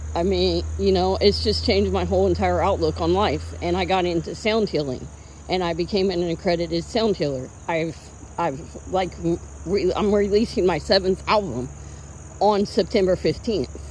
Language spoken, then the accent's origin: English; United States; I'm an American